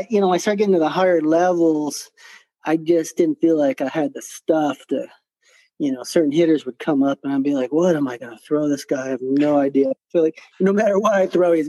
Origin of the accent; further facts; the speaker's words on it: Park Ridge, Illinois, United States; also born or lived in Ottawa; now in Tucson, United States; I grew up in Chicago in Park Ridge, Illinois